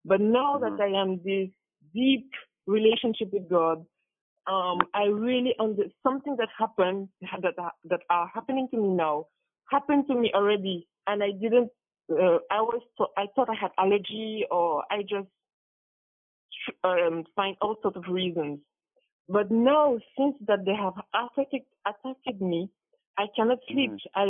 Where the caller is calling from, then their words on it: France; I'm calling from France, actually.